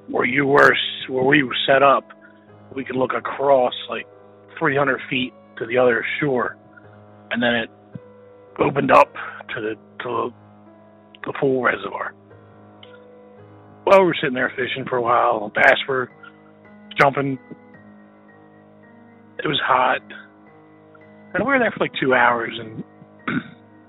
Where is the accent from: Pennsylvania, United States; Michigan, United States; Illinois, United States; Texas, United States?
Pennsylvania, United States; I'm from Pennsylvania